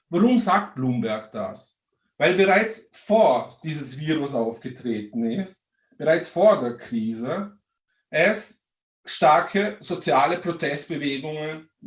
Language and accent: German; Vorarlberg, Austria; Vielleicht hört man es, ich komme aus Vorarlberg, auch dort wurde der 1. Mai 1890 das erste Mal begangen.